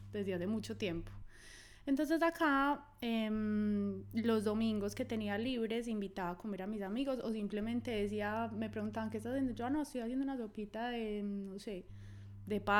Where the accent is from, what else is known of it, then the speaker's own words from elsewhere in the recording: Medellín, Antioquia, Colombia; now in Australia; De Medellín.